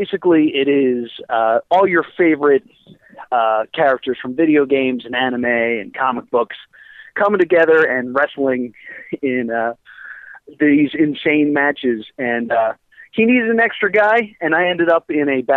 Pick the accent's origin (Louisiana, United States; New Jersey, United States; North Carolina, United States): New Jersey, United States; Mount Laurel; I'm from Mount Laurel